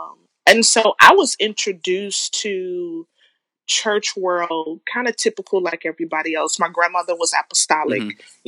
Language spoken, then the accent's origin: English; Chicago, Illinois, United States; It's a much different world that I grew up in Chicago than what Chicago is today.